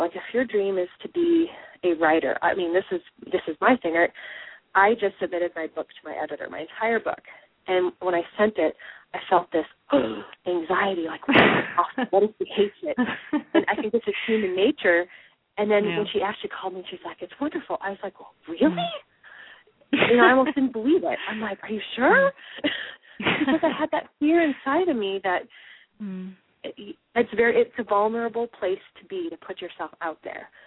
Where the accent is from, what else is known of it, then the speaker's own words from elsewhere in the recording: Midwest, United States; I'm from the Midwest